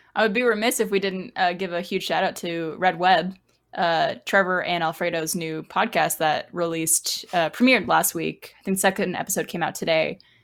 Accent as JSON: {"language": "English", "country": "Canada", "tie": "born or raised there", "moved": "yes", "lives_now": "Austin, United States", "said": "growing up in Canada"}